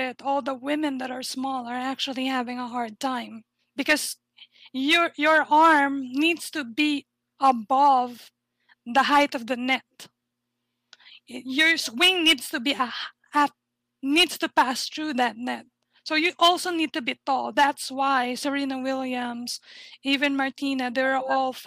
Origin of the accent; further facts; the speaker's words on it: Philippines; I'm from the Philippines